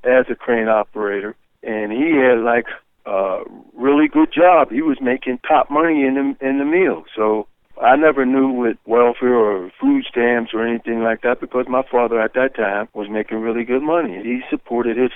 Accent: Pittsburgh, Pennsylvania, United States; also born or lived in Athens, Ohio; growing up in Hazelwood was a great experience

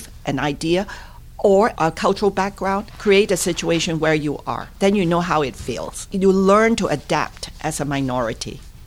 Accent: Hong Kong; moved away as an adult; now in Pittsburgh, United States; I'm a true product of Hong Kong, born, raised, went to school, even completed college.

